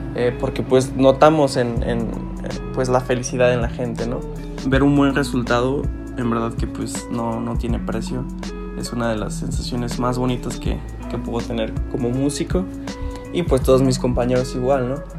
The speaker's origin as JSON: {"language": "Spanish", "town": "Celaya", "region": "Guanajuato", "country": "Mexico", "said": "soy de aquí de Salaya, Guanajuato"}